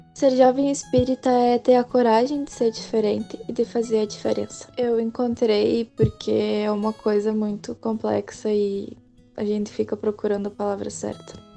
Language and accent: Portuguese; Dom Pedrito, Rio Grande do Sul, Brazil; sou de Dom Pedrito